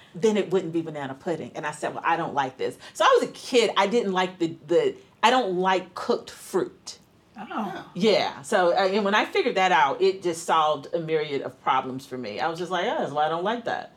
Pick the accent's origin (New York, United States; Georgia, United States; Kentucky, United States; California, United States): Georgia, United States; Atlanta; moved away; I'm from Atlanta